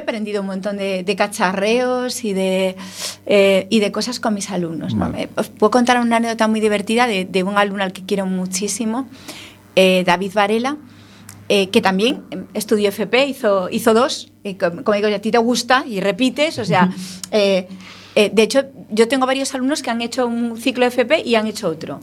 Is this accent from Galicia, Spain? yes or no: yes; Ferrol, Galicia, Spain; somos de Ferrol los dos.